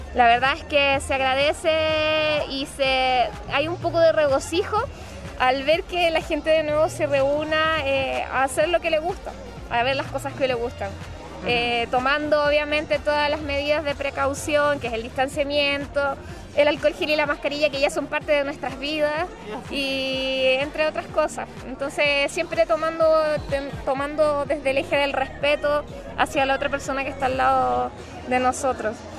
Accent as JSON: {"language": "Spanish", "country": "Chile", "said": "nos pongamos un poquito más obedientes como chilenos"}